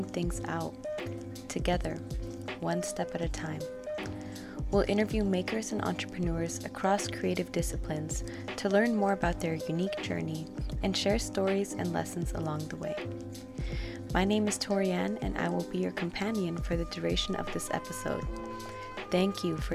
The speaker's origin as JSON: {"language": "English", "region": "California", "country": "United States", "said": "I'm from California"}